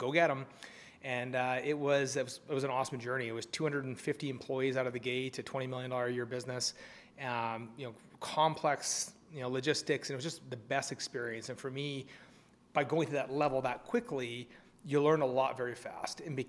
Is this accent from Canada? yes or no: yes; Canada; we're both Canadian.